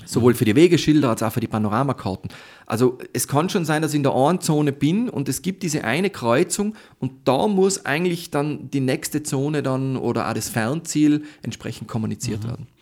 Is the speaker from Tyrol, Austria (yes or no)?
yes; Tyrol, Austria; ich bin in Tirol aufgewachsen.